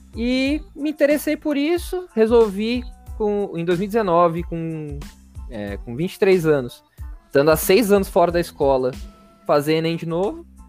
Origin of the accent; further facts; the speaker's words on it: Rio Claro, São Paulo, Brazil; moved away as an adult; also born or lived in Itajubá, Minas Gerais; now in São Paulo, Brazil; eu nasci em São Paulo, meus pais saíram daqui quando eu, quando eu tinha acho que quatro anos, que eles, meu pai arranjou um emprego no interior, a gente mudou para lá, é, Rio Claro, interior de São Paulo. E aí eu, eu fiquei lá até os meus 17 anos